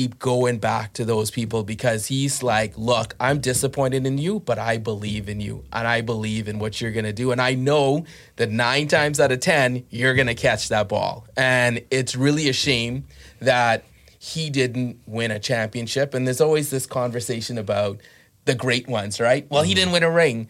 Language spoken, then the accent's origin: English; Bahamas; I grew up in the Bahamas